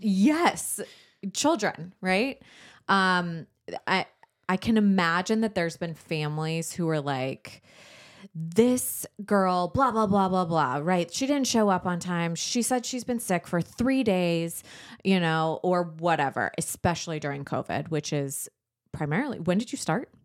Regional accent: San Diego, California, United States; we grew up in San Diego

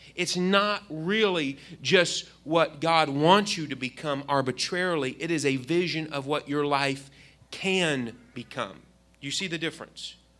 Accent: Indiana, United States; I grew up in Indiana

